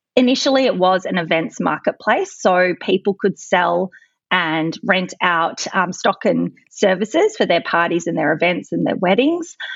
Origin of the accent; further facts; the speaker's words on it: Adelaide, South Australia, Australia; I'm from Adelaide